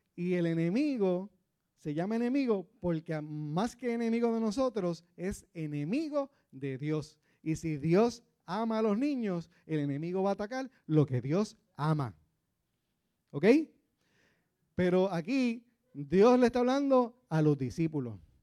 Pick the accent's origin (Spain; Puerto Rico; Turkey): Puerto Rico